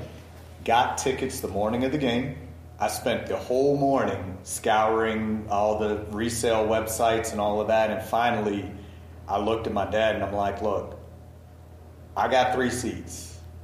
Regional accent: Baltimore, Maryland, United States; I'm from Baltimore, so I was an Orioles guy.

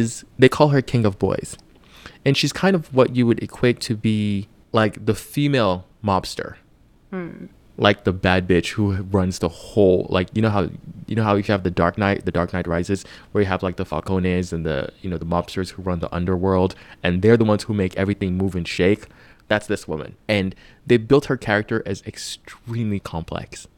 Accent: Nigeria; I'm Nigerian

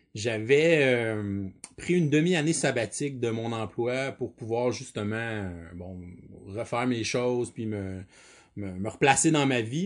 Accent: Quebec, Canada; je suis quelqu'un du Québec

